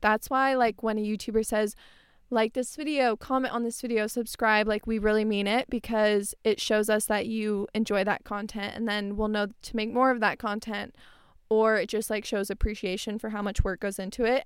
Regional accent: Tempe, Arizona, United States; I grew up in Tempe. I live in Tempe right now

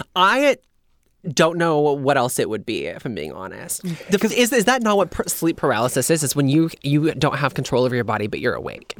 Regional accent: Indiana, United States; moved away; also born or lived in Kentucky; I grew up in Indiana

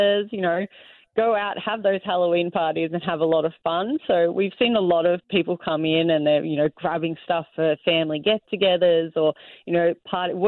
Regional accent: Australia; moved away as an adult; now in Canada; I grew up in Australia.

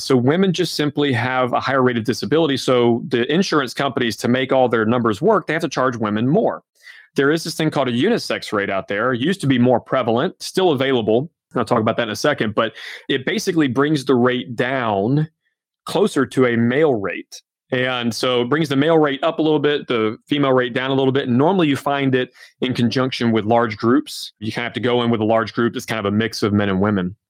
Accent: Georgia, United States; now in Omaha, United States; I'm originally from Georgia, my wife's from Alabama. We live right in the middle of the country in Omaha

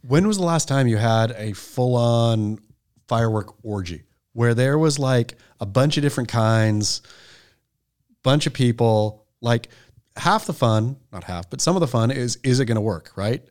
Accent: Oregon, United States; also born or lived in Southern California; now in California, United States; as an Oregon boy, growing up in Oregon

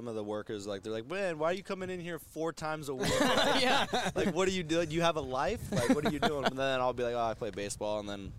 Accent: Southern California, United States; moved away; I'm from Southern California

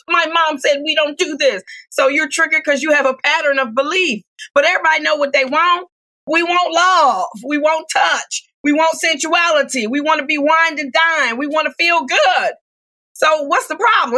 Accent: Detroit, Michigan, United States; I'm from Detroit, Michigan

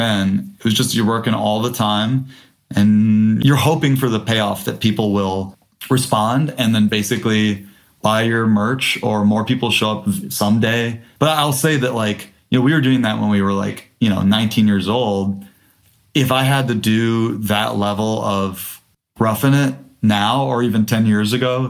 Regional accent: Detroit, Michigan, United States; I grew up in Detroit

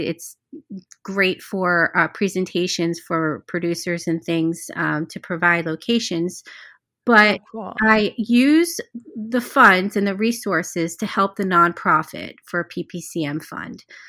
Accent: Cherry Hill, New Jersey, United States; moved away; I was born and raised in Cherry Hill, New Jersey

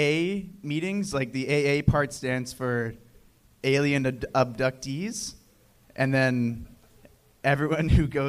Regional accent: Toronto, Ontario, Canada; Early days in Toronto, Canada

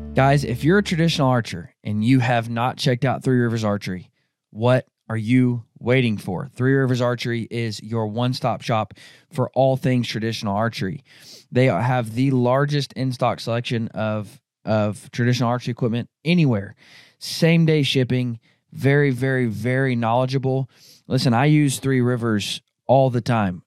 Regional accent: Arkansas, United States; now in Kansas, United States; I grew up hunting deer in Arkansas

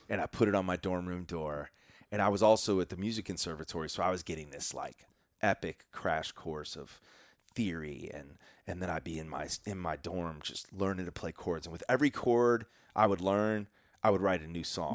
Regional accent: Chicago suburbs, Illinois, United States; I grew up in the Chicago suburbs

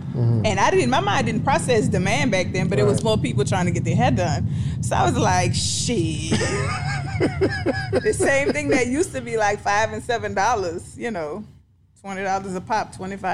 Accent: New Orleans, Louisiana, United States; New Orleans.

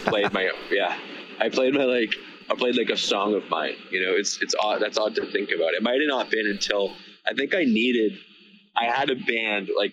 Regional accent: Victoria, British Columbia, Canada; I'm from Victoria, BC

